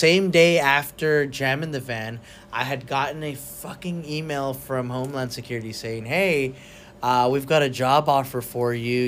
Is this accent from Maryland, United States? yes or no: no; South Texas, United States; I'm from South Texas